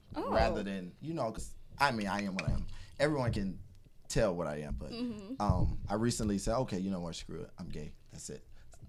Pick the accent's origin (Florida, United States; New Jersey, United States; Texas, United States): Florida, United States; Miramar; I grew up in Miramar